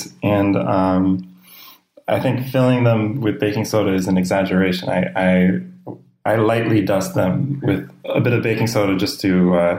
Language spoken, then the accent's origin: English; Boston, Massachusetts, United States; I was born in Boston in the 80s